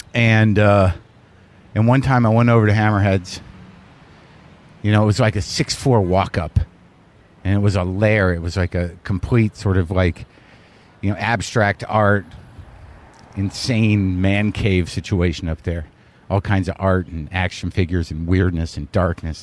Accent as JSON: {"language": "English", "region": "New Mexico", "country": "United States", "tie": "born or raised there", "said": "I grew up in New Mexico"}